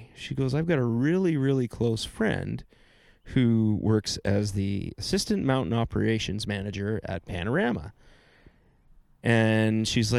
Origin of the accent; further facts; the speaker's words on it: Ontario, Canada; I'm one of those imports from Ontario that never left, right? There's a lot of us.